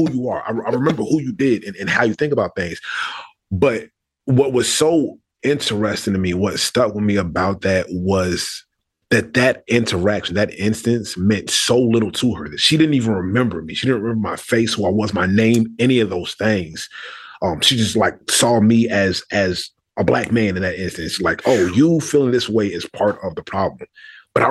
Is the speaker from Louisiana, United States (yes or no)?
no; Richmond, Virginia, United States; moved away as an adult; also born or lived in Brooklyn, New York; although I'm originally from New York, spent my first few years there, Richmond is where I consider home